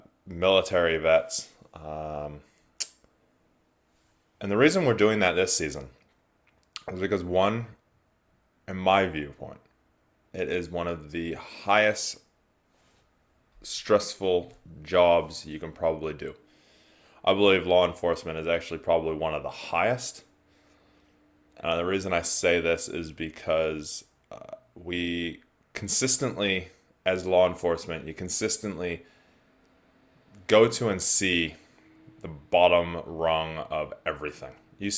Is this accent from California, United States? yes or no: yes; California, United States; moved away as an adult; now in New Zealand; I am originally from California, now live in New Zealand, have been since 2004. But I grew up sailing around the world